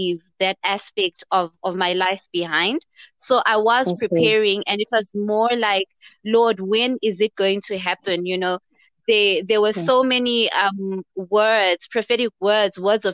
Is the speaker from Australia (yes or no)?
no; Zimbabwe; I'm also from Zimbabwe